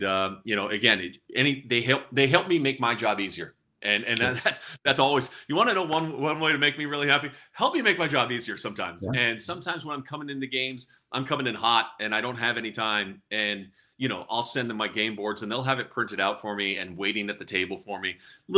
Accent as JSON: {"language": "English", "area": "Bay Area", "region": "California", "country": "United States", "tie": "born or raised there", "said": "I was born and raised in the Bay Area."}